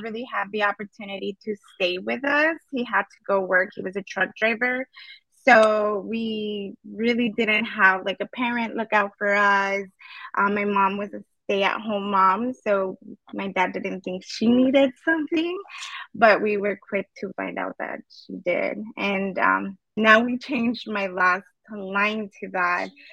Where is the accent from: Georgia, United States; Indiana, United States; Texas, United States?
Texas, United States; El Paso; I was born and raised in El Paso, Texas